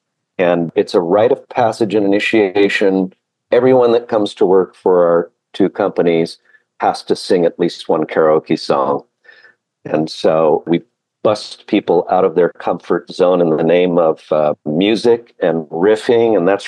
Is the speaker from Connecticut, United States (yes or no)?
no; Hawaii, United States; I spent a good chunk of my life growing up in Hawaii and worked with Hawaiian credit unions numerous times. And when I get off the airplane, it's home.